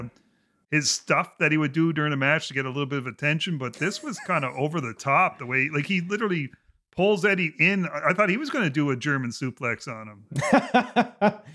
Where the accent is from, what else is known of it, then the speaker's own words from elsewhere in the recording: Canada; being a Canadian